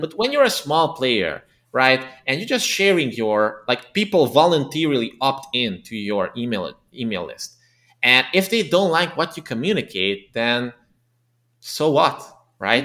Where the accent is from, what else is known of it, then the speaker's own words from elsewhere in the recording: Transylvania, Romania; English is a second language; moved away as an adult; now in Budapest, Hungary; ethnically Hungarian, but I was born and raised in the Transylvania region of Romania